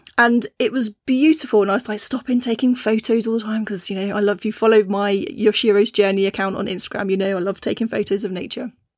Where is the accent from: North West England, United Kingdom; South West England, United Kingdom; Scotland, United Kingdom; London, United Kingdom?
South West England, United Kingdom; Cornwall; I grew up in Cornwall, which is, you know, uh, it was a small fishing town